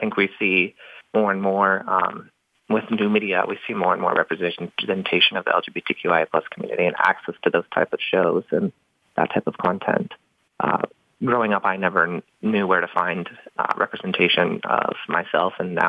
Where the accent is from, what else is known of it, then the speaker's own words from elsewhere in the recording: the South, United States; it was designed for children like me growing up in the South that don't feel comfortable approaching, you know, rainbows and butterflies yet.